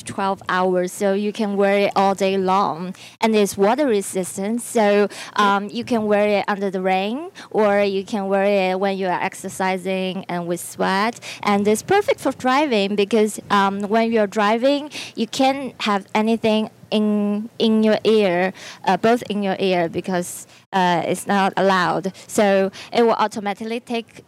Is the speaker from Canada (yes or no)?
no; China; I'm from China.